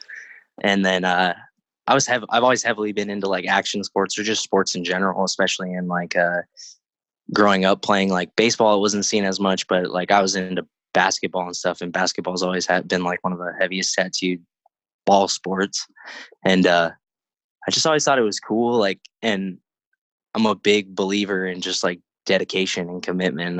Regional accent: Crestline, California, United States; also born or lived in Yucaipa, California; now in Riverside, United States; I was raised in like Crestline

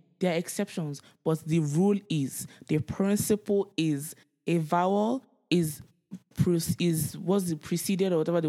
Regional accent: Nigeria; Growing up in Nigeria, generator, the whole process of...

